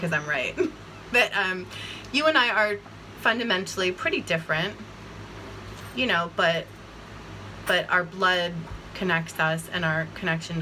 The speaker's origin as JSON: {"language": "English", "area": "Bucks County", "region": "Pennsylvania", "country": "United States", "tie": "born or raised there", "said": "I grew up in Bucks County"}